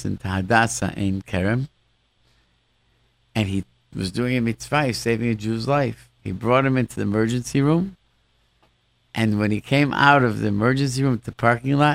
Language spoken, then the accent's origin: English; Rochester, New York, United States; growing up in Rochester, where I grew up